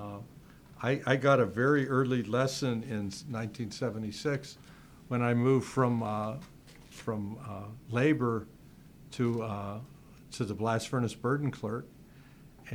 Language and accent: English; Youngstown, Ohio, United States; I came from Youngstown